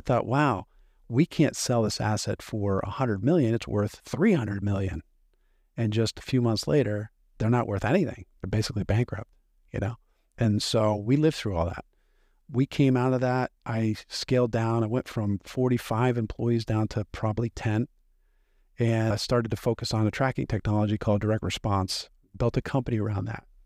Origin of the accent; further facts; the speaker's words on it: Hershey, Pennsylvania, United States; I grew up in Milton Hershey School, which is a school for kids from broken homes, sort of like an orphanage